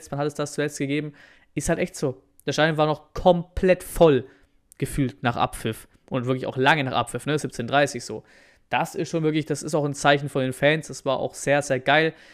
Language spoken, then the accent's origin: German; Dortmund, North Rhine-Westphalia, Germany; Ich komme ja aus Dortmund, da ist das ja auch ganz cool